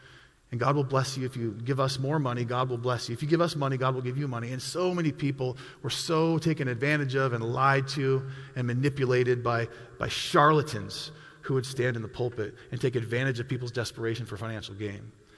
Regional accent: Milwaukee, Wisconsin, United States; I came from Milwaukee, Wisconsin, and in Milwaukee, it's a large city

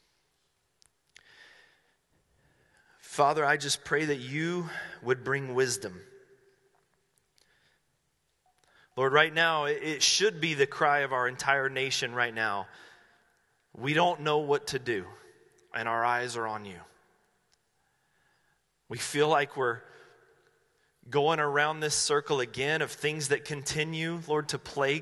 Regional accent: Asheville, North Carolina, United States; now in Medford, United States; I grew up in Asheville, North Carolina.

